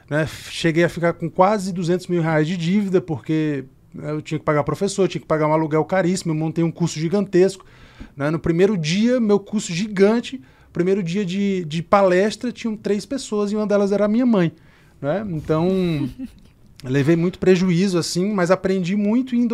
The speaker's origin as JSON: {"language": "Portuguese", "town": "Caruaru", "region": "Pernambuco", "country": "Brazil", "tie": "born or raised there", "said": "E eu sou natural de Caruaru, lá no interior de Pernambuco, filho de uma vendedora de cosmético, neto de uma costureira, mãe solteira"}